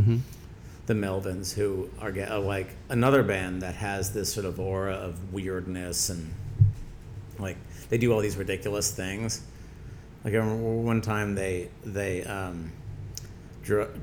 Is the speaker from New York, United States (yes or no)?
yes; Binghamton, New York, United States; I grew up in Binghamton, New York, so there wasn't really a music scene there